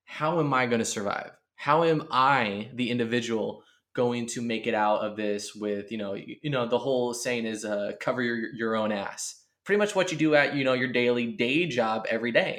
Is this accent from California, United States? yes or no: yes; California, United States; now in East Coast, United States; growing up in California, I mean, I had the Bay Area, I had